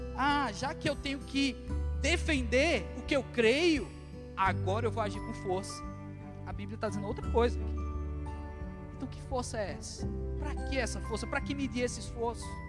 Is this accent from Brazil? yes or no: yes; Brazil; nós somos brasileiros